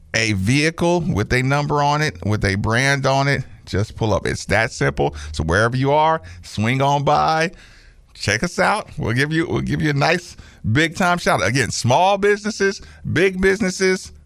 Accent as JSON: {"language": "English", "town": "Asheville", "region": "North Carolina", "country": "United States", "tie": "born or raised there", "moved": "yes", "said": "I grew up in Asheville, North Carolina"}